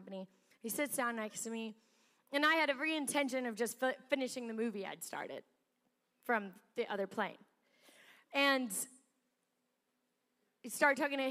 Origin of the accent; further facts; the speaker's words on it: South Africa; moved away; I was born in South Africa